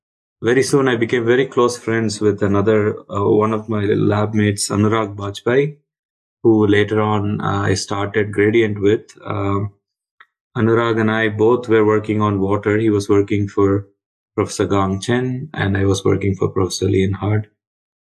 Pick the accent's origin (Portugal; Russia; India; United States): India; Chennai, Tamil Nadu; moved away as an adult; I grew up in Chennai, in a typical middle-class, lower-middle-class kind of background